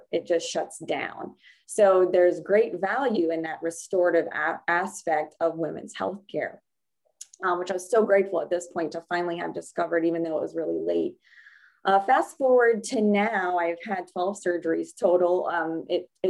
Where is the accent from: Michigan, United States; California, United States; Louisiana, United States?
Louisiana, United States; New Orleans; I grew up right outside of New Orleans, Louisiana